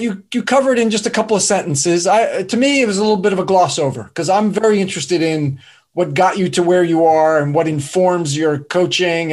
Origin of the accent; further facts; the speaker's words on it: New Jersey, United States; accent: New York; East Coast; I grew up in New Jersey, but close enough to New York City, stone's throw